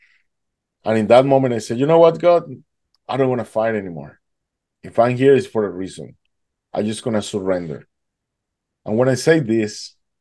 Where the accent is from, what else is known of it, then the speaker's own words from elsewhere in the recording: Duluth, Georgia, United States; I'm from Atlanta, Georgia